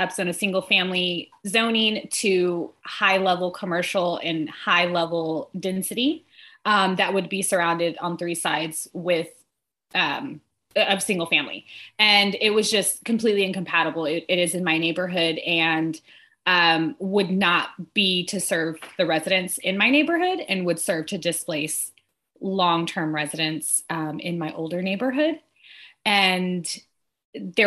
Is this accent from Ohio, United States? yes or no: no; Austin, Texas, United States; So I'm born and raised in Austin